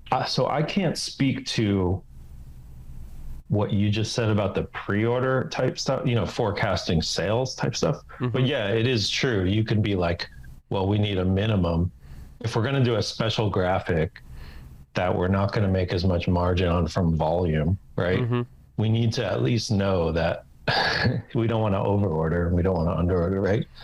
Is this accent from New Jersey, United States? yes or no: yes; New Jersey, United States; moved away as an adult; I was from New Jersey